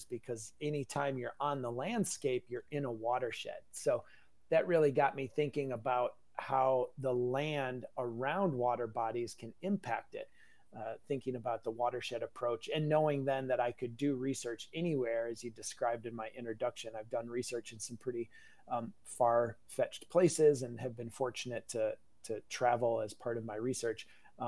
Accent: Wisconsin, United States; I'm a native Wisconsinite

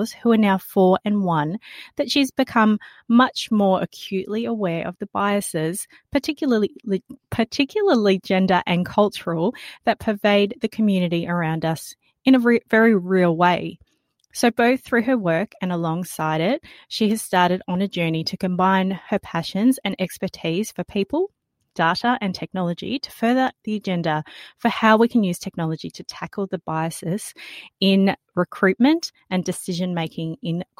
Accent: Australia; accent: Aussie; I love my Aussie accent next to an accent from the UK, because it always just sounds so drawn out. And I wasn't born in Australia, but took on that Aussie accent as quickly as I could as a child

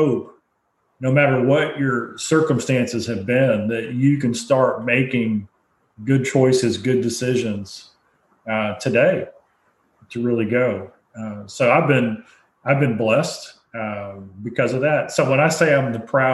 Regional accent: United States; as well as an American.

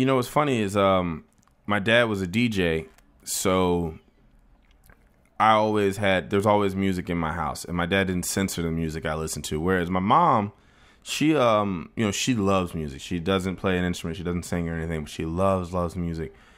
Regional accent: Plantation, Florida, United States; I was born in Plantation, Florida, which is a little town in, uh, outside of Fort Lauderdale

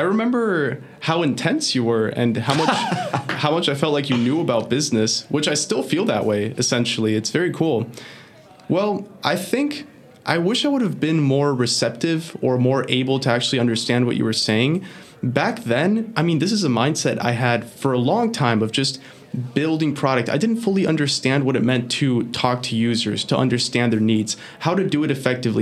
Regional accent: Florida, United States; English is a second language; also born or lived in Venezuela; I was born in Venezuela, and then when I was 6 years old, I moved to Florida with my family

